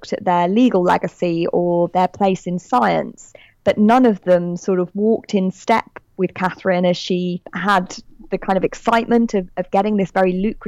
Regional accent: United Kingdom; accent: British; I'm British, as you can tell from my accent

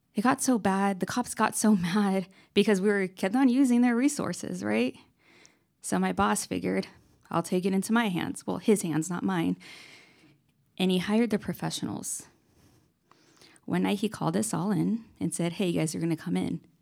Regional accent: Lakewood, California, United States; I'm originally from Lakewood, California

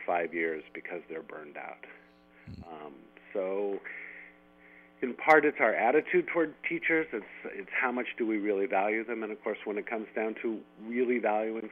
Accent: San Jose, California, United States; a kid growing up in San Jose and, you know, in the 1970s

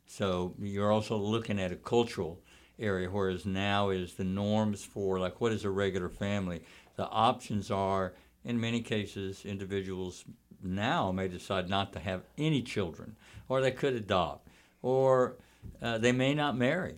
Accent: Texas, United States; I grew up in Texas

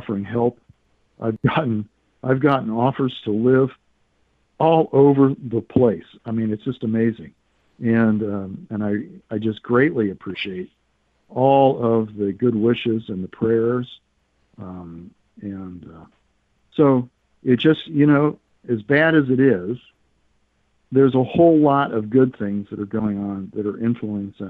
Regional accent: United States; now I'm a refugee. And I'm an American

